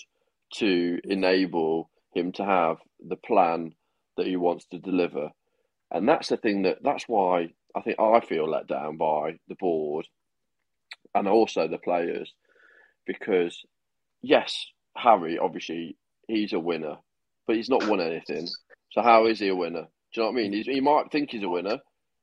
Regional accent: United Kingdom; I'm British

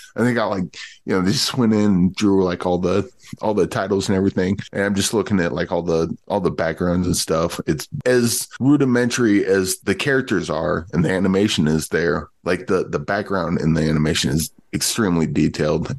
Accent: Midwest, United States; I, I grew up in the Midwest.

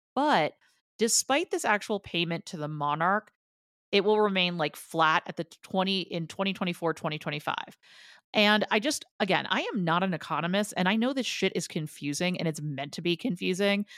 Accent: New Jersey, United States; I'm from New Jersey, so the fact that I don't sound more obnoxious is shocking

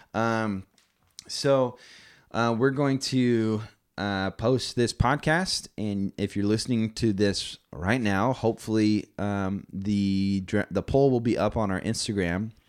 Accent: Las Vegas, Nevada, United States; moved away; also born or lived in Visalia, California; growing up in Vegas, there was always a cadence there when I was younger.

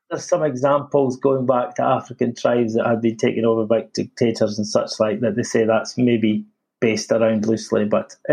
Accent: Scotland, United Kingdom; Being a Scotsman, it was

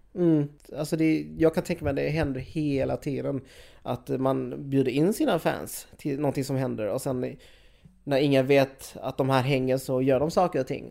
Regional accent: Skåne, Sweden; jag som skåning

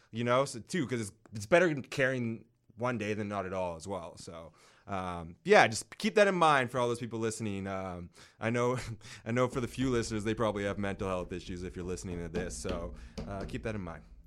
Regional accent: North Vancouver, British Columbia, Canada; I grew up in North

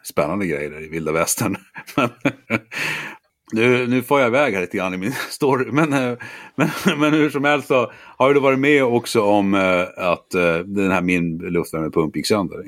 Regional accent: Norrbotten County, Sweden; jag då är född och uppvuxen i Norrbotten

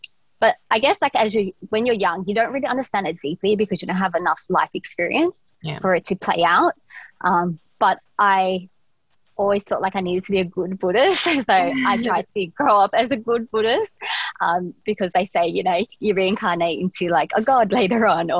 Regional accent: Australia; we needed that growing up in Australia

